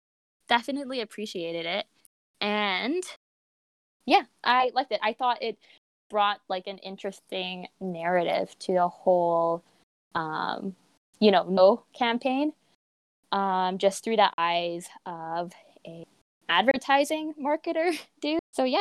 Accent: Canada; I was born in Canada.

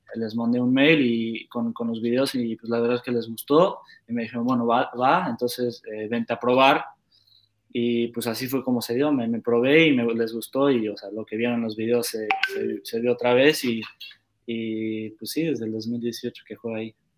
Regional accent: Querétaro, Mexico; now in Netherlands; Yo crecí, igual nací en Querétaro y crecí en Querétaro

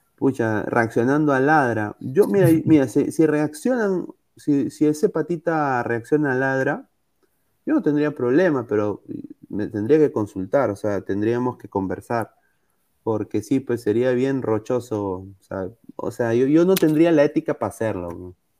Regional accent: Peru

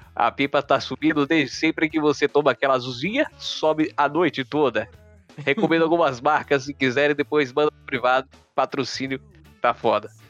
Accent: Aracaju, Sergipe, Brazil; Eu sou de Aracaju

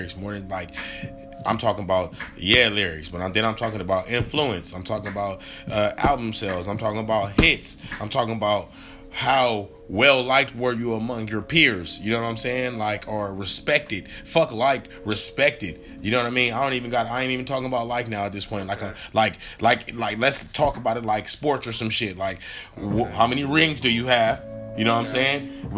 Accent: West Coast, United States; because I am from the West Coast, I feel like my shit is a little bit biased.

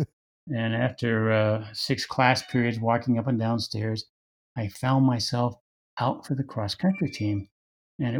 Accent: Wichita, Kansas, United States; also born or lived in Lawrence, Kansas; growing up in Wichita, Kansas

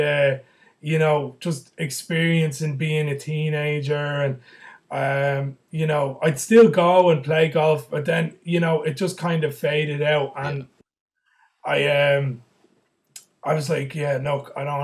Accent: County Kildare, Ireland; now in Dublin, Ireland; I'm originally from Kildare. I'm living in Dublin.

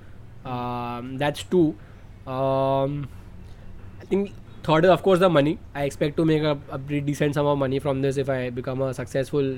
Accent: India; as a Indian

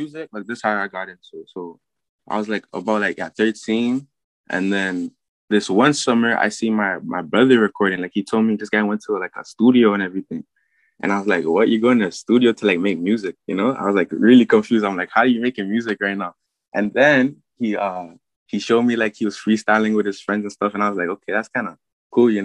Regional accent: Mississauga, Ontario, Canada; also born or lived in France / Oakville; I'm originally from France, and then I moved here when I was like 4, 3, you know. And then I was living in like Malton, like near like Mississauga and like Toronto and stuff

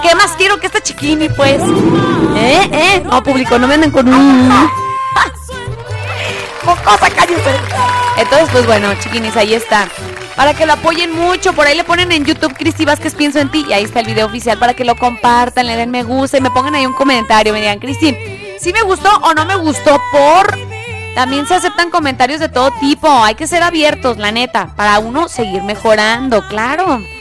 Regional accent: Tepatitlán de Morelos, Jalisco, Mexico; En mi tierra natal. Patitlán de Morelos, Jalisco

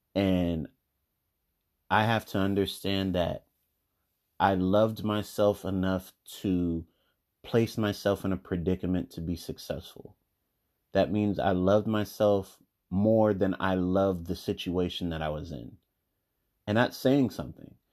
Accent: United States; I'm African American

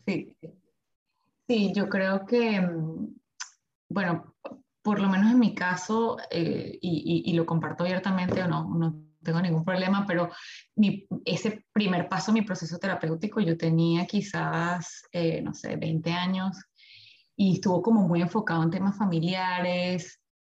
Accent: Venezuela; moved away as an adult; now in Melbourne, Australia; soy de Venezuela, tengo ya aquí viviendo en Australia, en Melbourne, desde hace seis años

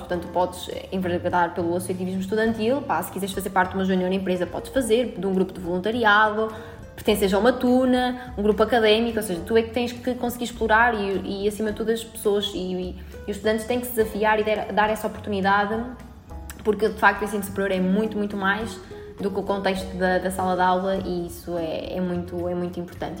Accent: Albergaria-a-Velha, Centro, Portugal; moved away as an adult; now in Porto, Portugal; eu sou de Albergaria Velha

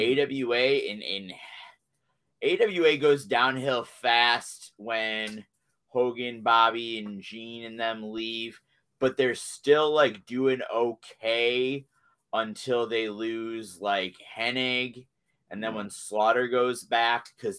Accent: Iowa, United States; growing up in Iowa, I was like, oh man, there was a national promotion based in Minnesota, like right next to me.

